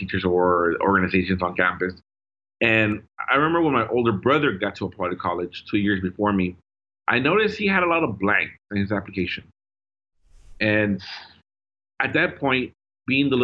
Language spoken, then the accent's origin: English; Dallas, Texas, United States; first language Spanish; English is a second language; growing up in Oak Cliff, specifically South Oak Cliff